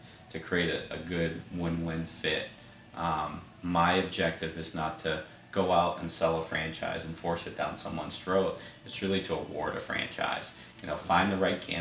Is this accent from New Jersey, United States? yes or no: no; Cleveland, Ohio, United States; also born or lived in Worcester, Massachusetts; I was born in Massachusetts, but I've been in Cleveland since I was 9, so Cleveland's home